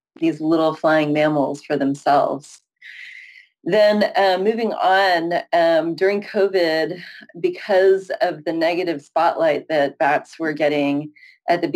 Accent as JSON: {"language": "English", "area": "San Francisco Bay Area", "region": "California", "country": "United States", "also_born_or_lived": "Syracuse, New York", "said": "I live in San Francisco. I'm from the San Francisco Bay Area"}